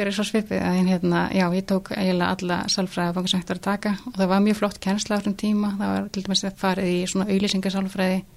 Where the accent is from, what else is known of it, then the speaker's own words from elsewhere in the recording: Ólafsfjörður, Northeastern Region, Iceland; En já, ég elst upp út af landi í Ólasverði og það er svona lítill grútleg bær